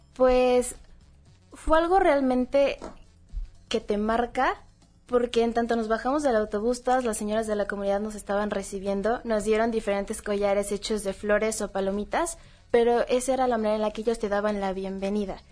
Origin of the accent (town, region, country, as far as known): Mexico